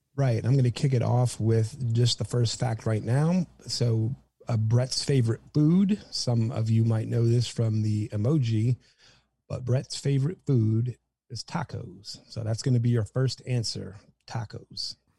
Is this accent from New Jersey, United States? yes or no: yes; New Jersey, United States; now in Austin, United States; I'm from the East Coast, New Jersey